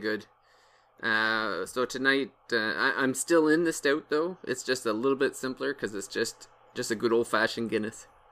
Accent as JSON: {"language": "English", "country": "Canada", "said": "I'm Canadian"}